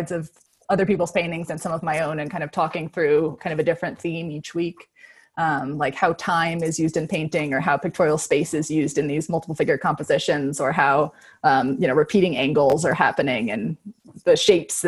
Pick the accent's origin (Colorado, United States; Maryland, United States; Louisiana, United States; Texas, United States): Colorado, United States; Boulder; also born or lived in Seattle / California; No, from Colorado. I'm from Boulder